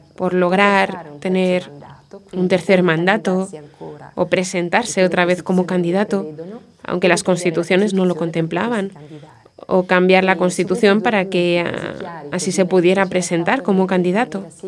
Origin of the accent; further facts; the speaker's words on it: Genoa, Liguria, Italy; moved away as an adult; also born or lived in Vitorchiano; now in Muanda, Democratic Republic of the Congo; Soy originaria de Génova